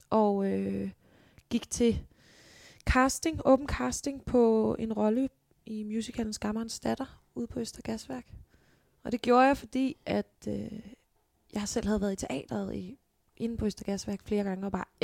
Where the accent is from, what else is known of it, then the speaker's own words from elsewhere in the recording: Holbæk, Zealand, Denmark; Jeg kommer fra Holbæk, som jo, ja, en times tid her fra København. Ja. Bil, hvor jeg er født og opvokset.